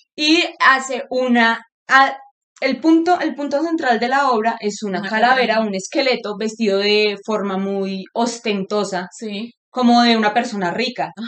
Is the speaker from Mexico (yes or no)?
yes; Mexico; somos mexicanos y no nos da miedo la muerte